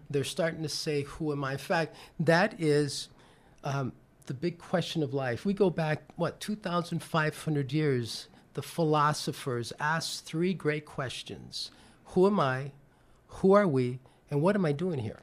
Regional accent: New York, United States; I'm originally from New York

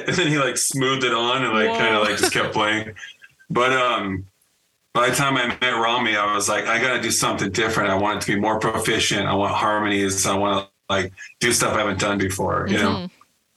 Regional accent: Northern California, United States; I grew up in the Gilman scene in NorCal

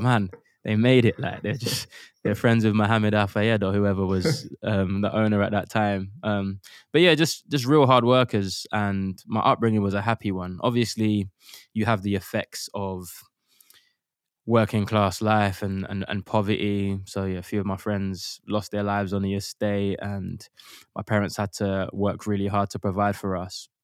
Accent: London, United Kingdom; We grew up in Custom House in East London

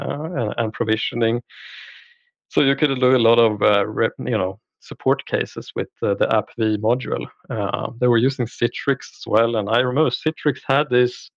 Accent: Linköping, Östergötland, Sweden; I'm from Sweden. So I live in outside of Linköping, Sweden, which is basically in the southern parts. Born and raised here

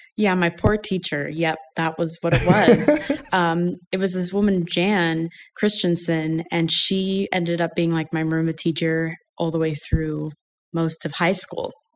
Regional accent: Ashland, Oregon, United States; I grew up in Southern Oregon, Ashland, Oregon.

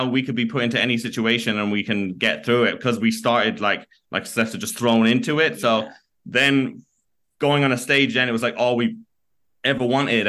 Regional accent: County Kerry, Ireland; we're from Kerry in County Kerry in Ireland. And we had people chanting Kerry as we're walking out in Germany.

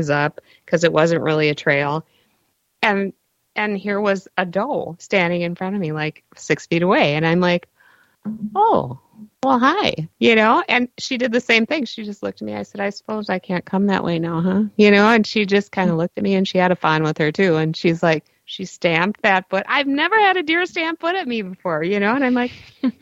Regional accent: Minneapolis, Minnesota, United States; also born or lived in New Brighton / Columbia Heights; I grew up in Northeast Minneapolis

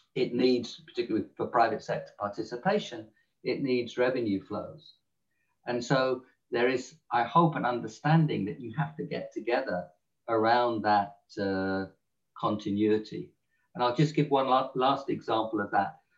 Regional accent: England, United Kingdom; accent: English; my English accent

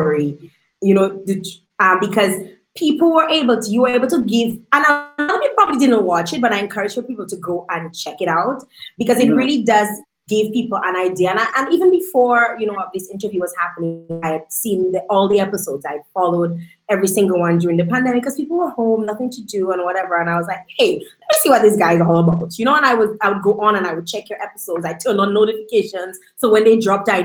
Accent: Dominica; I'm born and bred in Dominica

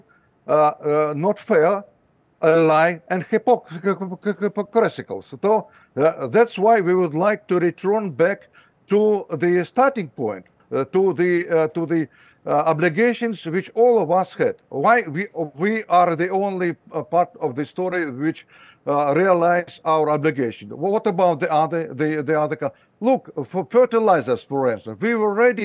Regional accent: Ukraine; English is a second language; moved away; I was born in Ukraine. I was studying in the Ukrainian school.

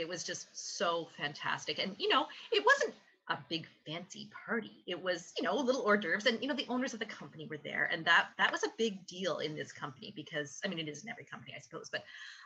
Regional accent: Canada; I'm a Canadian who loves curling

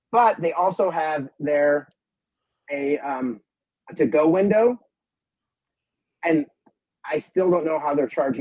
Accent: San Diego, California, United States; I grew up in San Diego

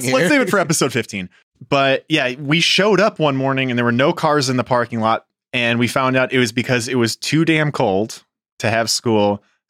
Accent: Chicago, Illinois, United States; I grew up in Chicago.

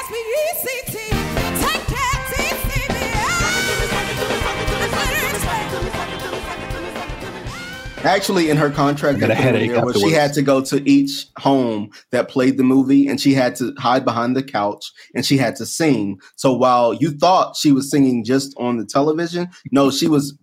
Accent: the South, United States; I'm from the South

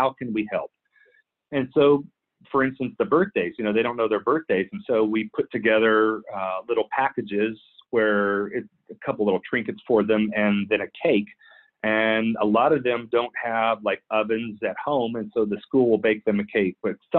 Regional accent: Clear Lake City, Texas, United States; moved away as an adult; also born or lived in Philippines; I grew up in Clear Lake City, Texas

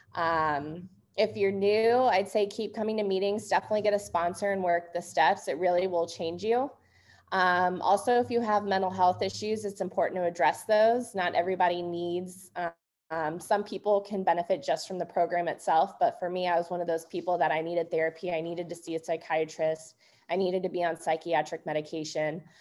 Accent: St. Louis, Missouri, United States; I grew up in St. Louis, Missouri

